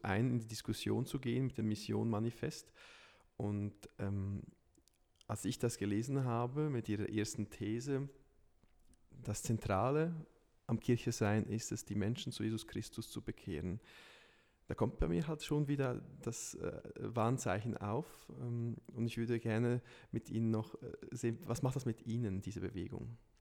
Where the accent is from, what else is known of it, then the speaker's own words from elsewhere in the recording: Lucerne, Switzerland; in Luzern, wo, wo ich herkomme